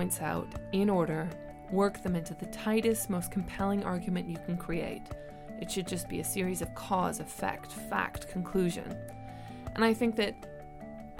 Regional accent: Vancouver, British Columbia, Canada; now in London, United Kingdom; I am originally from Vancouver in Canada, and I've been living in London

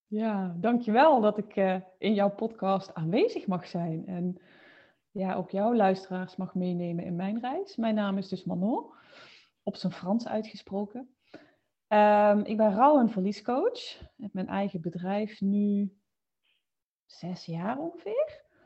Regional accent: Limburg, Netherlands; now in Mierlo, Netherlands; Woonachtig in Mierlo, maar je zult het waarschijnlijk horen, oorspronkelijk, eh, kom ik uit Limburg

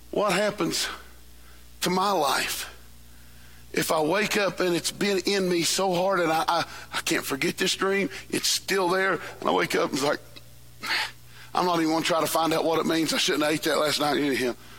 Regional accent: West Virginia, United States; I am from West Virginia.

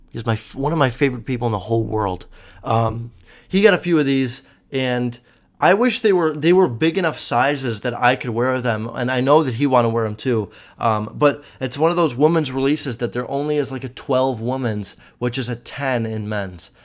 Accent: Chicago, Illinois, United States; I'm from Chicago

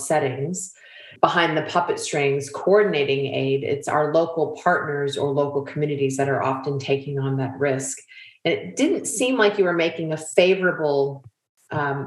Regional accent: United States; accent: American; you all can hear from my accent, I'm American

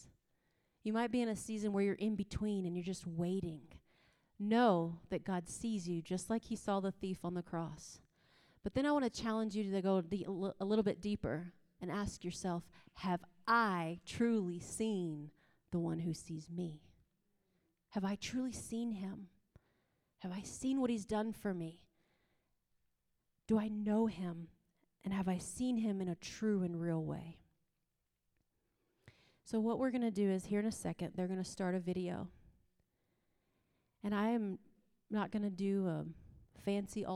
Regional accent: East Coast, United States; moved away; also born or lived in the West; I'm from the East Coast, and now I live in the West

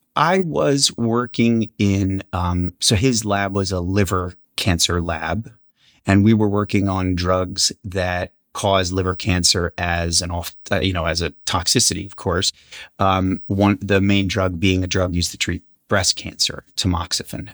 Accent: Vineland, New Jersey, United States; moved away; also born or lived in Madison; I grew up in that rural town called Vineland, went to high school there

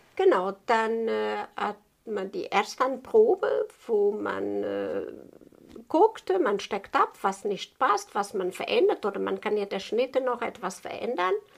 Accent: Portugal; German is a second language; moved away as an adult; Ich bin gebürtiger Portugies und habe das bei meiner Meisterin noch so gelernt

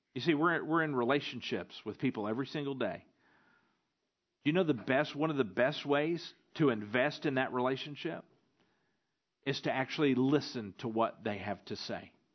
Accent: the South, United States; now in Stuttgart, Germany; growing up in the South

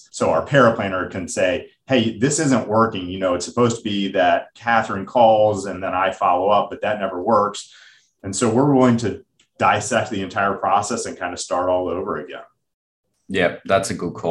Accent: United States; accent: American; my American accent.

